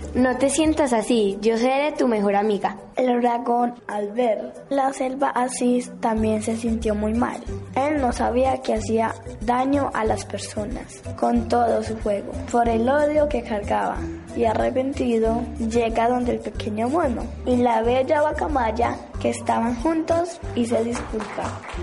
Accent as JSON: {"language": "Spanish", "town": "Medellín", "region": "Antioquia", "country": "Colombia", "said": "Tengo 11 años. Soy de la Comuna 2"}